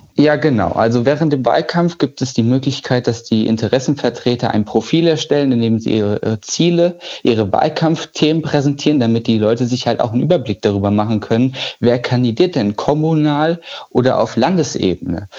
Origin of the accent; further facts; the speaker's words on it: Gießen, Hesse, Germany; Ich komme ja ursprünglich aus Gießen